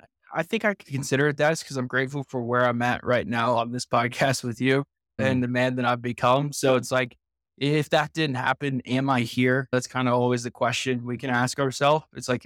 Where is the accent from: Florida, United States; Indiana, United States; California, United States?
Indiana, United States; I grew up in Indiana